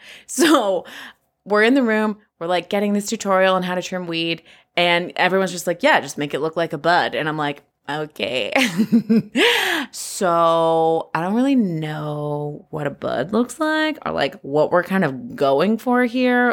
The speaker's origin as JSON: {"language": "English", "region": "California", "country": "United States", "tie": "born or raised there", "said": "I was born and raised here in California just thirty-five years ago"}